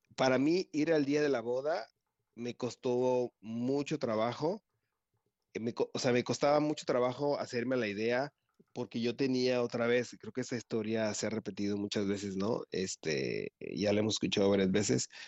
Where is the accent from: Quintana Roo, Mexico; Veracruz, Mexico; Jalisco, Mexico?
Veracruz, Mexico; soy de Veracruz, toda mi vida he vivido felizmente aquí en, el puerto